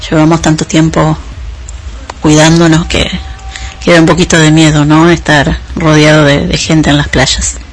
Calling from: Buenos Aires, Argentina; Hola Guille, ¿cómo estás? … de Ciudad de Buenos Aires, en Argentina.

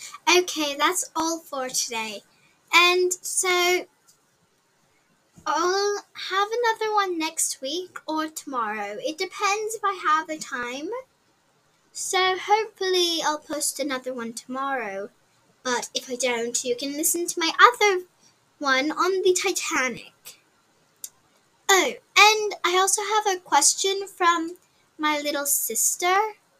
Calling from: Alberta, Canada; from Canada. Alberta, Canada.

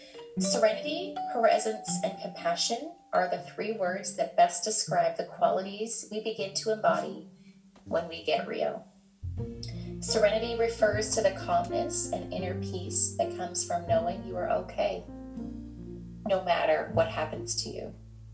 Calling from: Ontario, Canada; I am dialing in from Ontario, Canada.

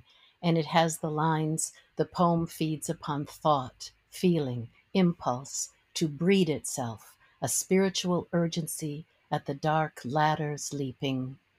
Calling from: Maryland, United States; I'm just outside of Washington, D.C. in Maryland, very close to the Potomac River.

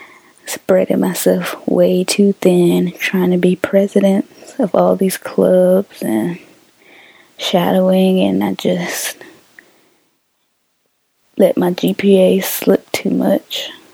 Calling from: Tallahassee, Florida, United States; I'm calling from Tallahassee.

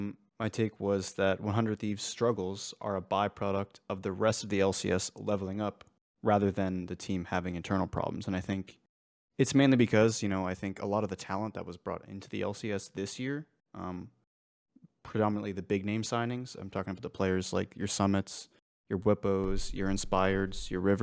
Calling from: San Antonio, Texas, United States; San Antonio, Texas.

